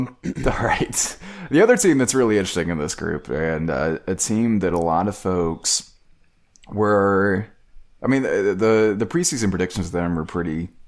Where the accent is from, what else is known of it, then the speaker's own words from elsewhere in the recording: Georgia, United States; I'm from South Georgia, so don't blame me.